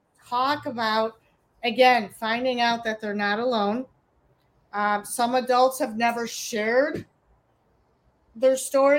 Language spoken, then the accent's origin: English; Chicago, Illinois, United States; And I'm from Chicago.